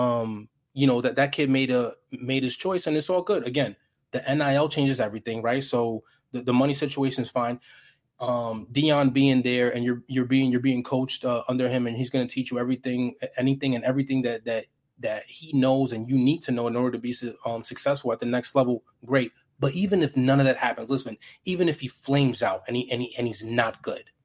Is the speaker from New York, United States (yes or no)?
yes; New York City, New York, United States; I'm from New York City